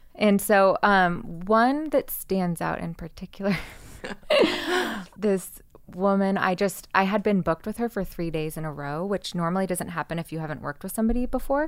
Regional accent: Santa Cruz, California, United States; moved away as an adult; also born or lived in Orange County, California; now in Los Angeles, United States; growing up in Santa Cruz

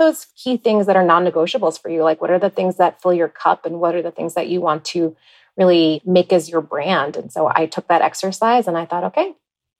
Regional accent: East Coast, United States; moved away as an adult; also born or lived in Ithaca; now in Minneapolis, United States; I was born and raised on the East Coast.

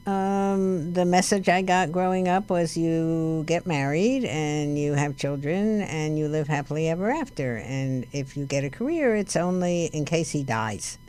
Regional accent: Paterson, New Jersey, United States; accent: New Jersey; moved away as an adult; also born or lived in New York City; now in Los Angeles, United States; I was brought up in Paterson, New Jersey

